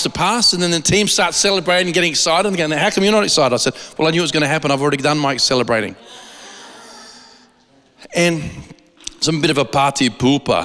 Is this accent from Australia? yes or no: yes; Australia; I'm an Aussie